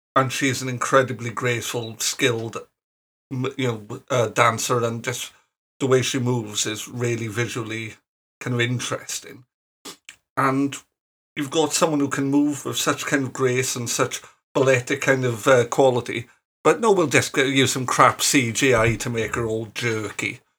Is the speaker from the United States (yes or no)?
no; Ebbw Vale, Wales, United Kingdom; accent: Welsh; I'm from the cultural heartland of the Eastern Valleys, Ebu Vale